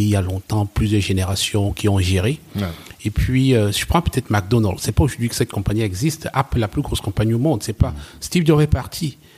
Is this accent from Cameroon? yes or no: yes; West Cameroon, Cameroon; moved away as an adult; also born or lived in Germany; je viens, de l'ouest, de l'ouest du Cameroun